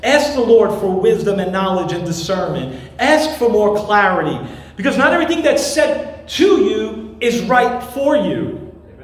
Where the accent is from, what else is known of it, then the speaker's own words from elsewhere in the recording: New York City, New York, United States; moved away; I grew up there in Brooklyn and spent many years uh, there